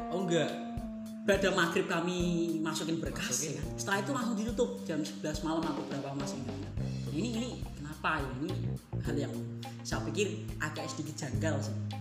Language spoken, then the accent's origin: Indonesian; Demak, Central Java, Indonesia; Aku aslinya Demak